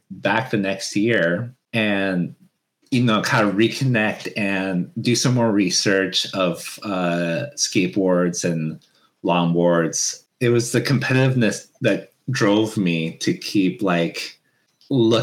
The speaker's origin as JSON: {"language": "English", "region": "Washington", "country": "United States", "tie": "born or raised there", "also_born_or_lived": "Hawaii", "said": "when I came back to the States in Washington, back in my hometown"}